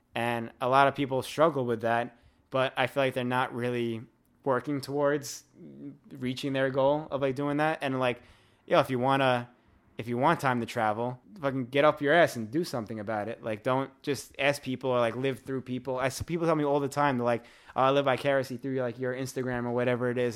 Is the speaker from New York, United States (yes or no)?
yes; New York City, New York, United States; I'm from Staten Island also